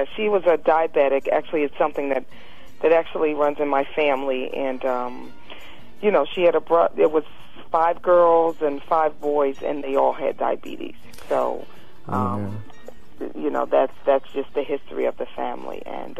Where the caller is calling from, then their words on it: Philadelphia, Pennsylvania, United States; Actually, I'm calling in from Philadelphia.